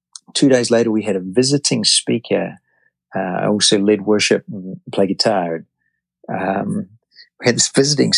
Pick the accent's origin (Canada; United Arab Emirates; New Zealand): New Zealand; moved away as an adult; now in United States; I'm from New Zealand, and my wife and I, four children